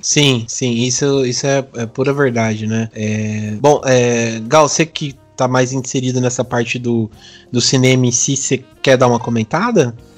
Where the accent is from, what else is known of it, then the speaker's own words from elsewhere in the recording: Brazil; tanto como brasileiro